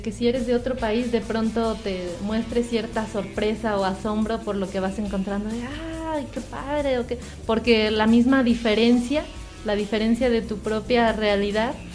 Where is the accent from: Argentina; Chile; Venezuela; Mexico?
Mexico; a lo mejor alguna expectativa como mexicano es más difícil a veces de lograr un verdadero asombro